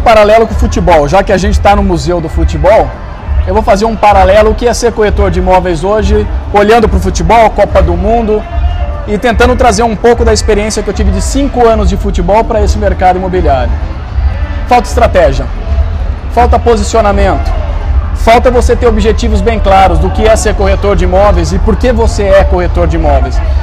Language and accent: Portuguese; Campinas, São Paulo, Brazil; now in São Paulo, Brazil; Eu sou de Campinas, mas moro em São Paulo hoje.